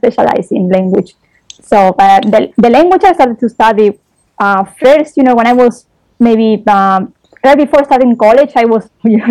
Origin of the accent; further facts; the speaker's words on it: Spain; English is a second language; I'm from Spain.